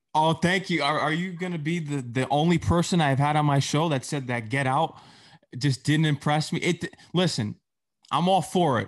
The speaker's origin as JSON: {"language": "English", "area": "Fairfield County", "region": "Connecticut", "country": "United States", "said": "I'm from Fairfield County"}